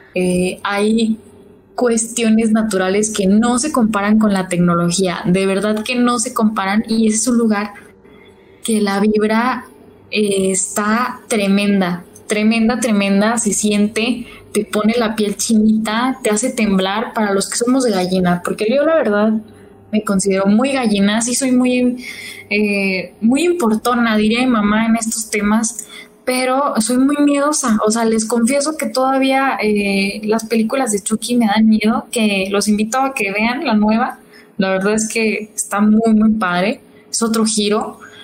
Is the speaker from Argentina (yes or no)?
no; Santiago Papasquiaro, Durango, Mexico; now in Durango, Mexico; yo soy foránea, este, yo soy de la tierra del Pinole